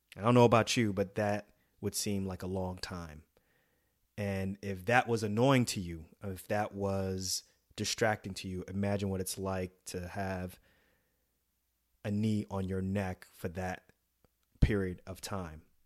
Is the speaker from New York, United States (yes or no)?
yes; New York City, New York, United States; moved away; also born or lived in New Jersey; growing up in New York City, and then later on in Jersey